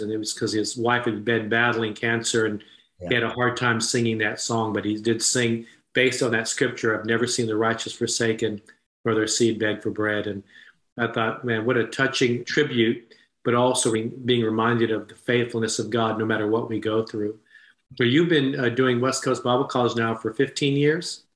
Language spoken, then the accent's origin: English; Japan; moved away; I was born in Japan. My mother was Japanese. I actually went to high school in Japan